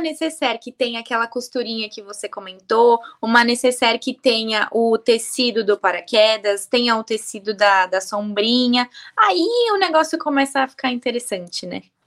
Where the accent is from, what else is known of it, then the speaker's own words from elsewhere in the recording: interior of Bahia, Brazil; sou do interior da Bahia